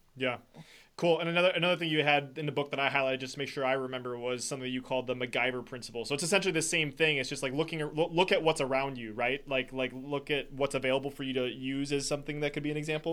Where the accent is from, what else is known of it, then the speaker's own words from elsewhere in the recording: Wisconsin, United States; I'm from Wisconsin